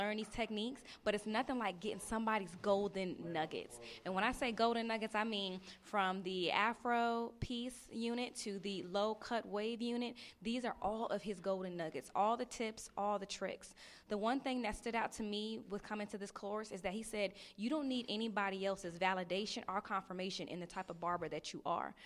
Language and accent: English; Houston, Texas, United States; I'm a barber student. I'm from Houston, Texas.